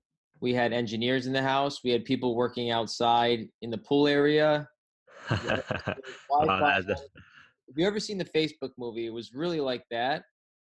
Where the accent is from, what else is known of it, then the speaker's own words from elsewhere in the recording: Rhode Island, United States; now in California, United States; When I came out to California from Rhode Island, you know, a lot of people thought I was going to be back in 1 month.